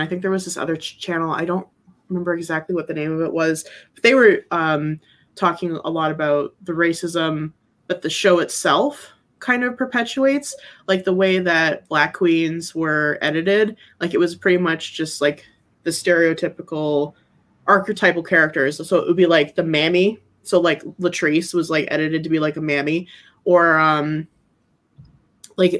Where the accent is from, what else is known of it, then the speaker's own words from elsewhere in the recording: Wisconsin, United States; I'm from Wisconsin